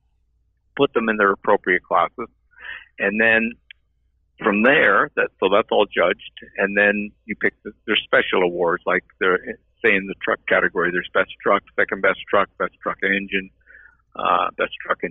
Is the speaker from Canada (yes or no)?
yes; Ottawa, Ontario, Canada; I'm from Ottawa, Ontario, Canada